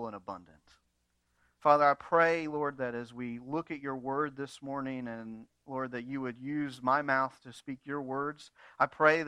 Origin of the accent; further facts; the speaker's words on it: United States; American Christians